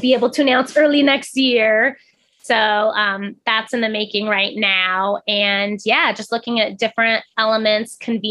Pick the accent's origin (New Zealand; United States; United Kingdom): United States; Pacific Northwest; also born or lived in Oahu, Hawaii; now in Oregon, United States; I grew up in the Pacific Northwest